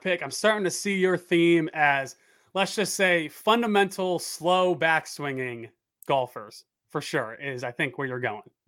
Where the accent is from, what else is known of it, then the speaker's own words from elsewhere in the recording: upstate New York, United States; moved away; also born or lived in South Carolina; I'm from New York, upstate New York originally.